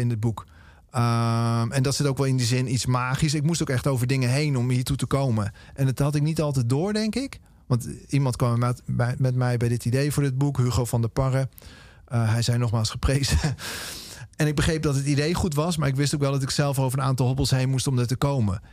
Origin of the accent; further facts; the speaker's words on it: Amersfoort, Utrecht, Netherlands; opgegroeid in Amersfoort